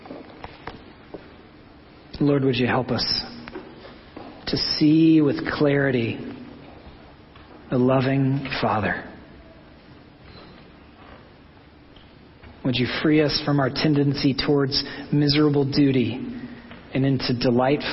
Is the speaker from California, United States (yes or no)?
no; Oklahoma, United States; I'm from Oklahoma